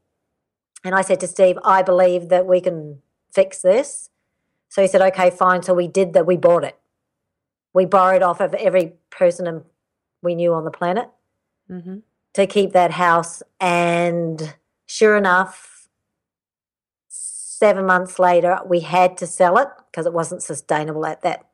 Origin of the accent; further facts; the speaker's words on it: New Zealand; moved away as an adult; also born or lived in Canada; I'm Canadian born, but my parents migrated to New Zealand when I was 8